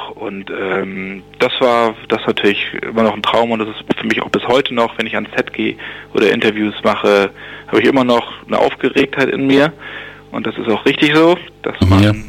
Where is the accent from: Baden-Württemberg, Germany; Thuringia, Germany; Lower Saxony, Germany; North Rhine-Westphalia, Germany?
Lower Saxony, Germany; Bassum; Ich komme aus Niedersachsen, kleiner Ort, der heißt Bassum.